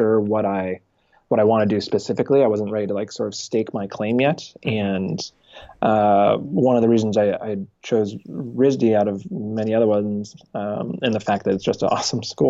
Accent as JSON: {"language": "English", "town": "Danville", "region": "California", "country": "United States", "tie": "born or raised there", "also_born_or_lived": "Martinez, California", "said": "I grew up in Northern California"}